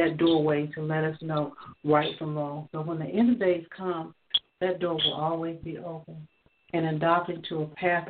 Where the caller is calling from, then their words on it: Georgia, United States; I'm calling from Georgia